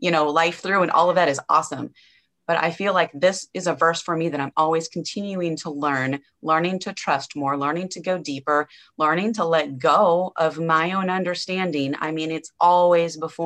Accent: Nebraska, United States; born or raised there; now in Angleton, Texas, United States

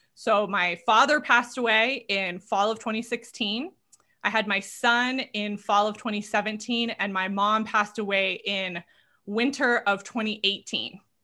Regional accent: Southern California, United States; moved away; I'm originally from Southern California, born and raised there.

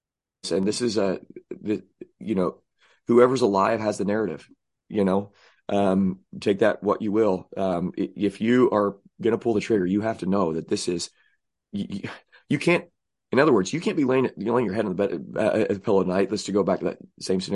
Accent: Southern Illinois, United States; I say I'm from Southern Illinois, by the way. I don't claim Illinois. Southern Illinois is where it's

